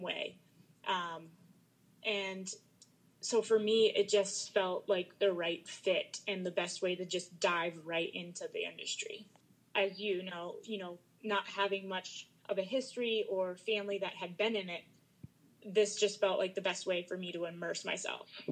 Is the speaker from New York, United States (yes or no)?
no; Maryland, United States; moved away as an adult; I grew up in Maryland